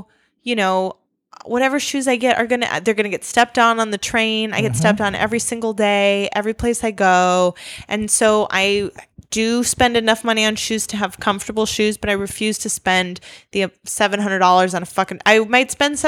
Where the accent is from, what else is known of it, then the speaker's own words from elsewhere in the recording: Wisconsin, United States; now in New York, United States; I grew up in Wisconsin.